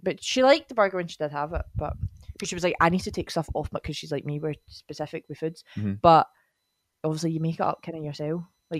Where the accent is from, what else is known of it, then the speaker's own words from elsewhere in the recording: Scotland, United Kingdom; we've been calling it Fanaby because we're Scottish.